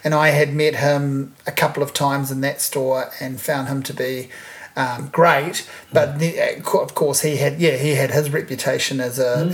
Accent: Hawke's Bay, New Zealand; moved away; growing up in Hawke's Bay

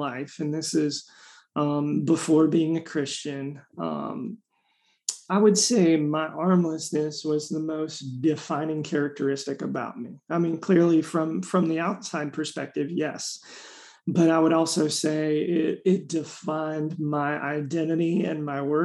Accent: Raleigh, North Carolina, United States; I'm from Raleigh, North Carolina

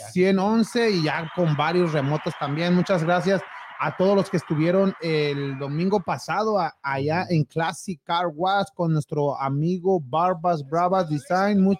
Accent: Mexico; now in Houston, United States; ya uno como, como hispano, como mexicano

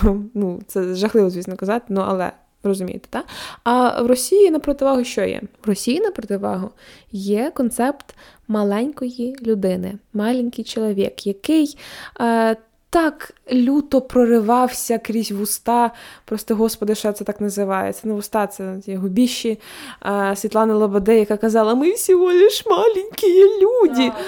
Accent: Kirovohrad Oblast, Ukraine; now in Lviv, Ukraine; я з Кіроградської області

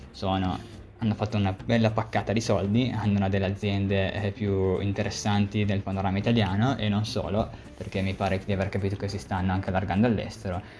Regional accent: Cuneo, Piedmont, Italy; l'azienda che tra l'altro è cuneese io sono anche di Cuneo

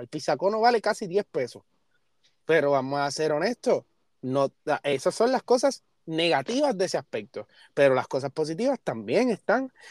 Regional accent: Puerto Rico; nosotros somos de PR

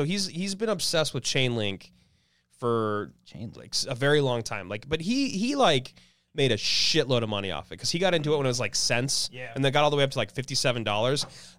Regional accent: Oregon, United States; now in Los Angeles, United States

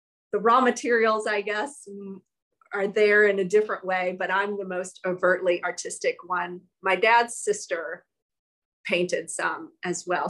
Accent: South Georgia, United States; moved away as an adult; also born or lived in Durham, North Carolina; I grew up in South Georgia

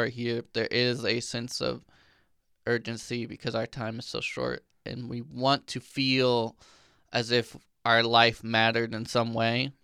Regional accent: Illinois, United States; I grew up in Illinois

